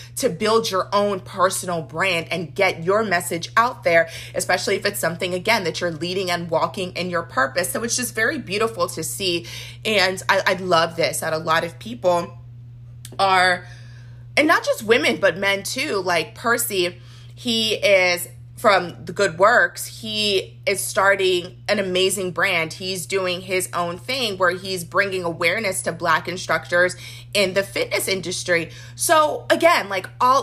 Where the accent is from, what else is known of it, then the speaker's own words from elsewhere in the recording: Nigeria; as a Nigerian